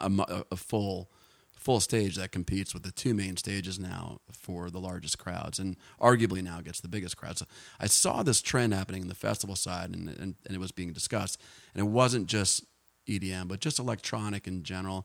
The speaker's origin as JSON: {"language": "English", "region": "New Jersey", "country": "United States", "tie": "born or raised there", "also_born_or_lived": "Boulder, Colorado", "moved": "yes", "lives_now": "Austin, United States", "said": "where I grew up in New Jersey"}